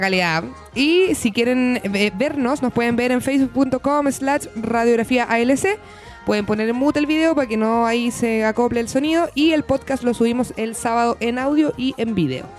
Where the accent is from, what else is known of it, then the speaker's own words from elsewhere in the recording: Chile; Chilito, que es el lugar donde nos tocó nacer y vivir